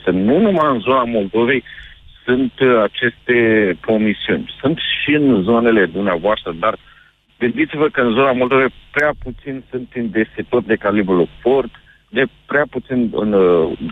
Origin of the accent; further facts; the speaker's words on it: Iași, Iași County, Romania; Eu sunt din Iași da.